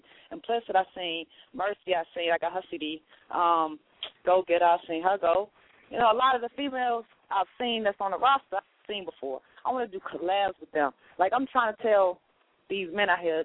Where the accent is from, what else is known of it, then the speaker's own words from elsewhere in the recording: North Carolina, United States; now in Chicago, United States; I'm originally from North Carolina. Raised half my life there